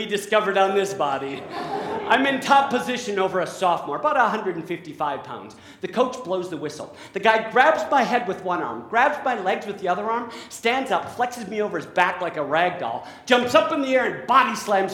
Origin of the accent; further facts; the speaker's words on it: La Crosse, Wisconsin, United States; moved away; also born or lived in New York City; I am from La Crosse, Wisconsin, specifically the north side of La Crosse, Wisconsin